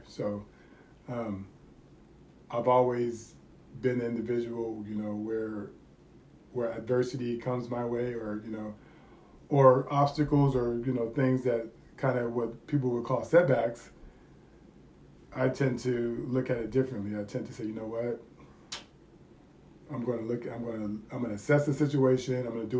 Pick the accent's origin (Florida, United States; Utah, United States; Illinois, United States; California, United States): California, United States; moved away as an adult; I moved here in 2000, and I moved here from California.